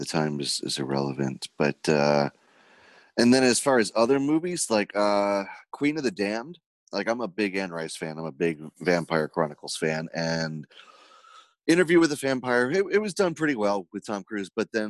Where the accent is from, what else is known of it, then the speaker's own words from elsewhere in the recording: Ireland; I'm Irish, but I'm also Jewish, so I don't like to waste money.